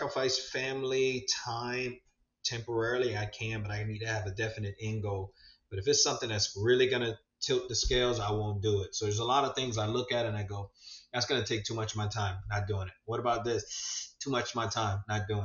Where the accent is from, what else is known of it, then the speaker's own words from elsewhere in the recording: West Palm Beach, Florida, United States; now in Port St. Lucie, United States; We grew up in West Palm, and I work at the fire department down that area.